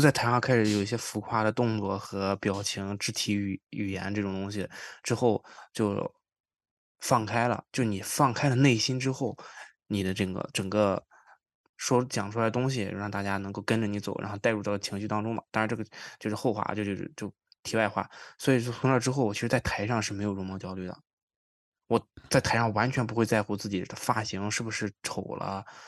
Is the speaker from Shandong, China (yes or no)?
yes; Qingdao, Shandong, China; now in Toronto, Canada; 我老家山东青岛嘛